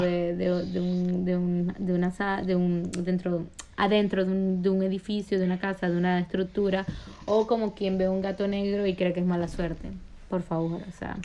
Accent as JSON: {"language": "Spanish", "town": "Maracaibo", "region": "Zulia", "country": "Venezuela", "tie": "born or raised there", "moved": "yes", "said": "yo soy maracucha de nacimiento y de como de regionalismo porque nací allí"}